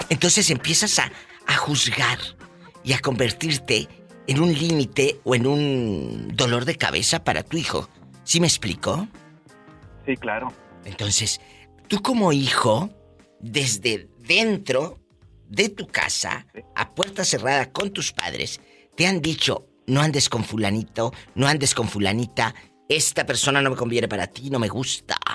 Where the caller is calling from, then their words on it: Monterrey, Nuevo León, Mexico; De Monterrey